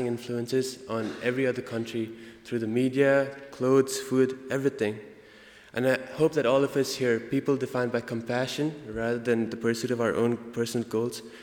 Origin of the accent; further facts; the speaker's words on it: India; accent: Indian; now in United States; my Indian accent